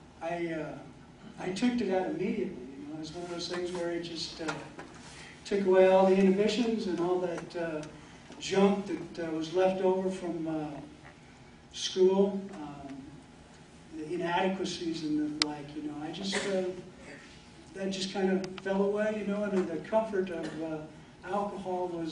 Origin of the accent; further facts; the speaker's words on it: Marion, United States; I've lived in Marion all my life